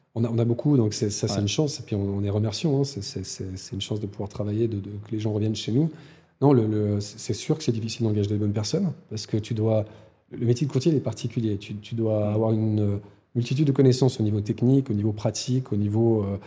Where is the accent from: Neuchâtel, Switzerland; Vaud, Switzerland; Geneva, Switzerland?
Vaud, Switzerland; Lausanne; also born or lived in Valais; je suis un enfant de Lausanne, un enfant de Puy